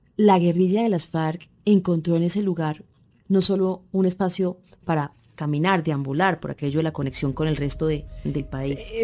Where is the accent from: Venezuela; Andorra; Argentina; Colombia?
Colombia; Cali, Valle del Cauca; Usted como yo somos mujeres de esta región del Pacífico, criadas en esta ciudad que nos abrió las puertas, Cali, pero venimos de otros lugares